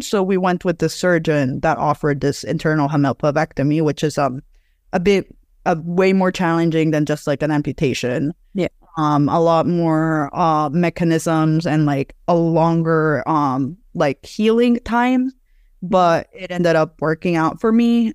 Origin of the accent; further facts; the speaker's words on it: Mexico City, Mexico; I'm from Mexico City